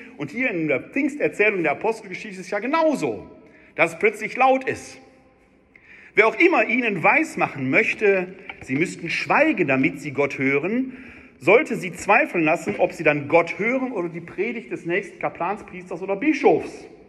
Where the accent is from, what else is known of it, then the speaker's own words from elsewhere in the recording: Wuppertal, North Rhine-Westphalia, Germany; ich komme ja aus Wuppertal